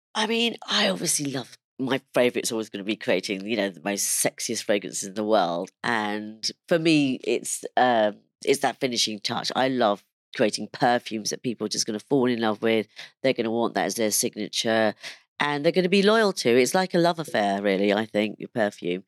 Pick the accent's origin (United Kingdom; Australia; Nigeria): United Kingdom; London; also born or lived in India; even though I was born in London, I went to go and live in India for, um, about four and a half years